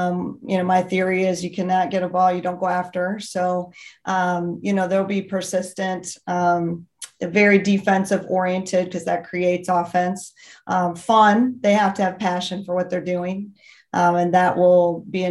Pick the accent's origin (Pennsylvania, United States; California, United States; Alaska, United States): Pennsylvania, United States; Western; I grew up in Western Pennsylvania